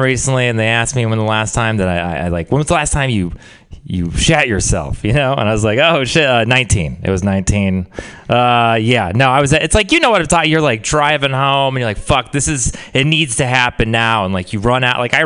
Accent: Texas, United States; moved away; I'm from Texas.

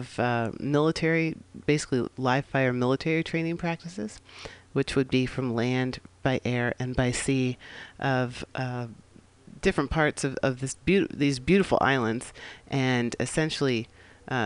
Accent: San Francisco, California, United States; We're broadcasting live here from the Mission District of San Francisco, my hometown

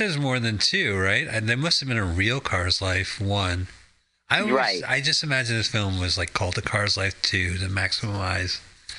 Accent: Arizona, United States; growing up in Arizona

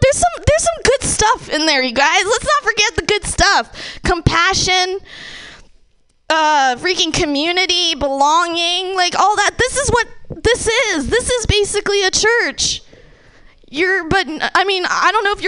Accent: Bay Area, California, United States; I grew up in the Bay Area.

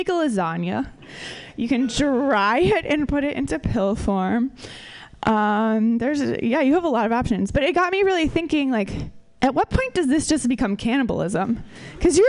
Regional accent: Minnesota, United States; moved away; we're both from Minnesota

